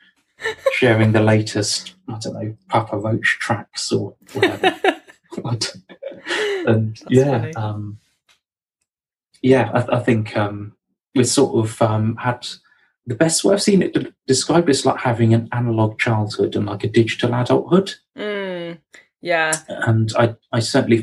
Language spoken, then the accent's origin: English; Hampshire and Surrey, South East England, United Kingdom; accent: southerner; moved away as an adult; now in Nottingham, United Kingdom; as you might be able to tell from my accent, I'm a southerner. was born in Hampshire, grew up in Hampshire and Surrey